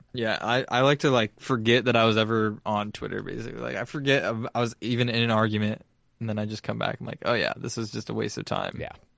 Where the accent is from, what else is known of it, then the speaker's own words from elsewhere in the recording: San Diego, California, United States; I'm from San Diego